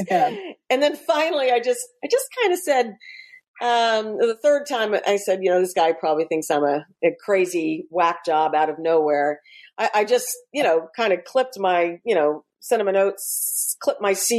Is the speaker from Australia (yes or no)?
no; Scotland, United Kingdom; I am Scottish by birth, and I wanted to spend time with my family and my mother and my father and all my aunts and uncles and cousins, and everybody lived in or lives in the Shetland Islands in a tiny little village called Bicton.